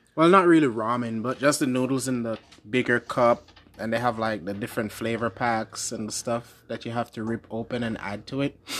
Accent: Jamaica; moved away; I'm from Jamaica

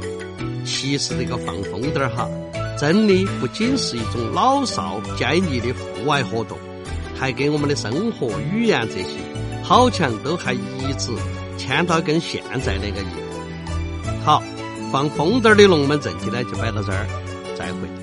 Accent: Chengdu, Sichuan, China; accent: Chengdu dialect; 我们成都话呢，一般就把这个风筝，堪称叫风筝儿

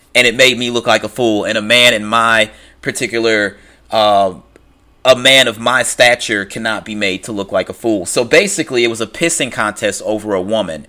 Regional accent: St. Louis, Missouri, United States; I'm from Saint Louis, Missouri.

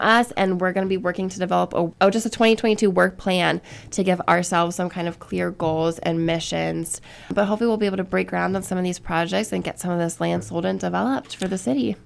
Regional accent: Columbus, Ohio, United States; moved away as an adult; now in Lake City, United States; I'm originally from Columbus, Ohio

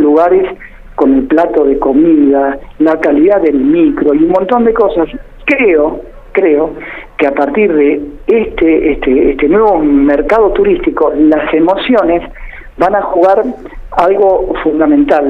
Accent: El Calafate, Santa Cruz, Argentina; moved away as an adult; now in Buenos Aires, Argentina; yo en realidad soy del Calafate, ¿está bien? Y toda mi vida la trabajé en el Calafate

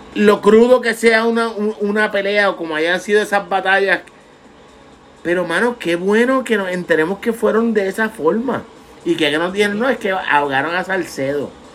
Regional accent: Vega Baja, Puerto Rico; Yo soy de Vega Baja, natural de la playa

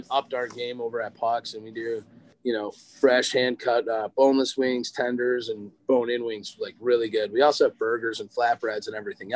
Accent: Lake Forest, Illinois, United States; I grew up in Lake Forest.

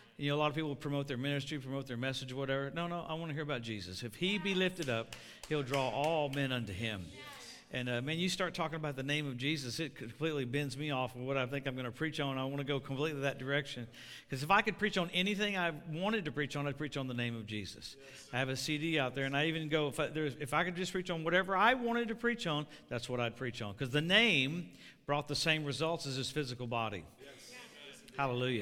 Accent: Louisiana, United States; now in Tulsa, United States; I live in Tulsa, and I grew up in Louisiana

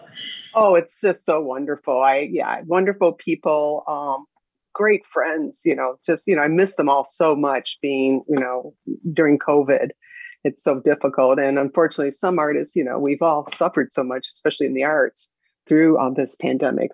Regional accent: Evanston, Illinois, United States; I grew up in Evanston, Illinois

